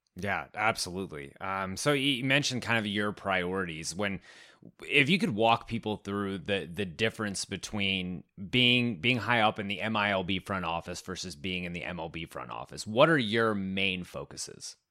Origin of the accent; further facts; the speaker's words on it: San Antonio, Texas, United States; my hometown San Antonio